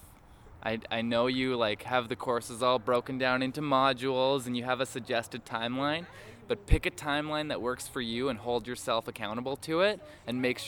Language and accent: English; Calgary, Alberta, Canada; also born or lived in Vancouver; I'm from Calgary, so I've born and raised in Calgary.